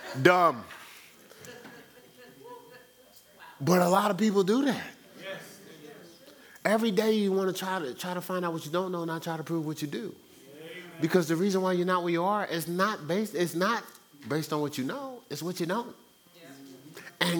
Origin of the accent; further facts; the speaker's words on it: Newark, New Jersey, United States; my hometown, Newark, New Jersey.